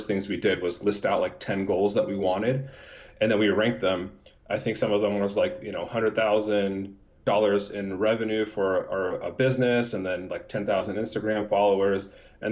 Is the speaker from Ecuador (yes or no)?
no; United States; we were raised in America